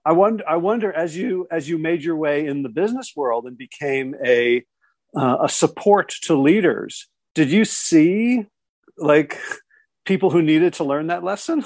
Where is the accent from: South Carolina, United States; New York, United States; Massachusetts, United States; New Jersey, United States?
New Jersey, United States; South Orange; now in Pittsboro, United States; I grew up in South Orange, New Jersey